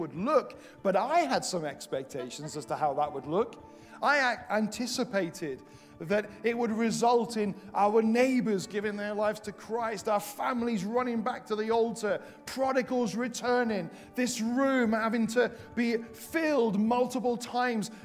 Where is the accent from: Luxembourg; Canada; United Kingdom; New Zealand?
United Kingdom; Welsh, Wales; now in England, United Kingdom; I say this as a Welsh missionary in England